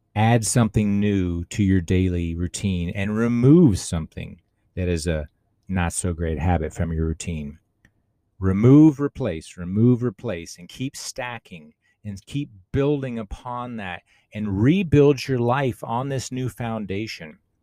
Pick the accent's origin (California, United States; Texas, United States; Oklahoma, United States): Texas, United States; Austin; I grew up in Austin, Texas in the eighties, born in the seventies